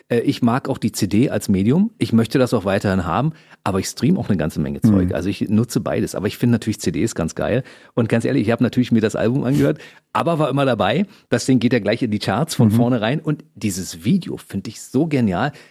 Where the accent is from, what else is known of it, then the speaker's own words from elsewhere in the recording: Berlin, Germany; ich bin ja im Osten aufgewachsen, ja. aber wir haben ja trotzdem zwei Programme gehabt. Ich habe Ost, in Ostberlin gewohnt.